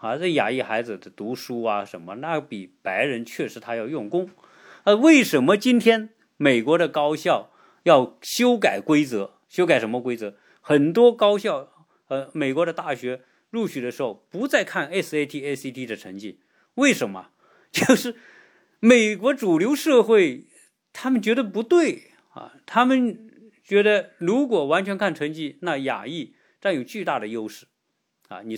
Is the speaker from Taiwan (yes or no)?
no; Hong Kong; now in United States; 包括台湾的了啊，包括我们从香港过来的啊，所有这些中国人的这种华人吧